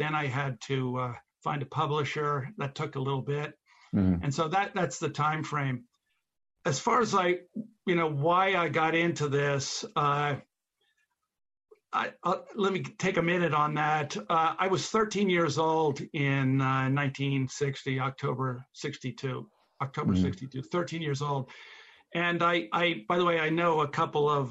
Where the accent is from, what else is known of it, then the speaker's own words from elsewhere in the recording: Philadelphia, Pennsylvania, United States; I grew up in Philadelphia